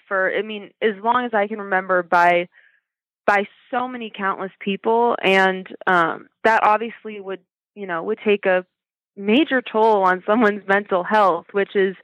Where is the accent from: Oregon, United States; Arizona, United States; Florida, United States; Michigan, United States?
Oregon, United States; I'm born and raised in Oregon